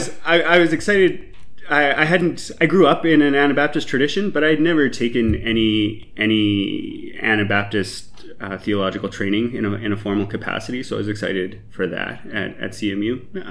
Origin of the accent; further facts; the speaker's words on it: Canada; So background, I grew up in the Evangelical Mennonite Conference, which is a small group of Mennonite churches in Canada.